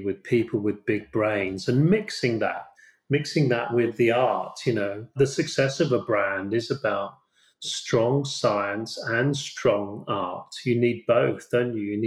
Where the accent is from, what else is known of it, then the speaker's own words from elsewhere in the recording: United Kingdom; I'm British